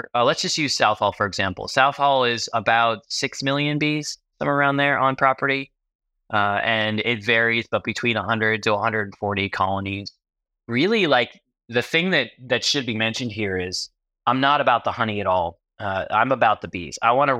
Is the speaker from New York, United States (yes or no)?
yes; New York, United States; also born or lived in Los Angeles; now in Tennessee, United States; So I grew up in New York, was working in the film business and then firefighting in LA, and then got married and we decided to move to Tennessee to be closer to some family members